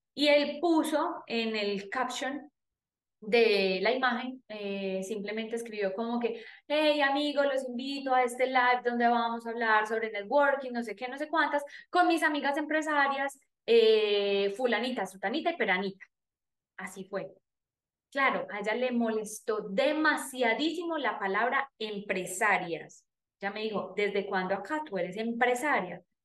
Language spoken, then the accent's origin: Spanish; Paisa region, Antioquia, Colombia; accent: paisa; hablando con mi acento paisa